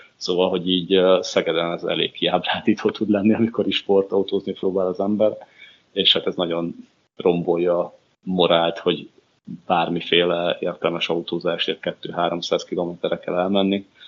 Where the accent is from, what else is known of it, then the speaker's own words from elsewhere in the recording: Bačka Topola, Vojvodina, Serbia; now in Hungary; topolyára, szülővárosomba